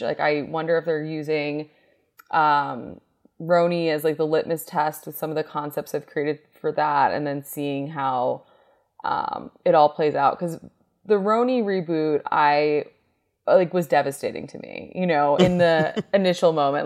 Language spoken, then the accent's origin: English; New York, United States; moved away; I'm from New York